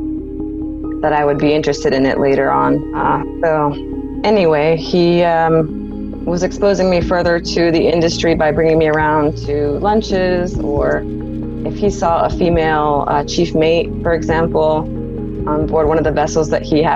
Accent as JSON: {"language": "English", "town": "San Diego", "region": "California", "country": "United States", "tie": "born or raised there", "said": "My father did work at a shipyard as I was growing up in San Diego, California."}